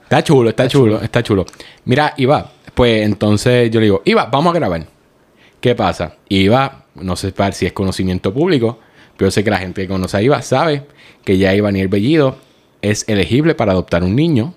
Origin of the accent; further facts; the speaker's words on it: Puerto Rico; como buenos puertorriqueños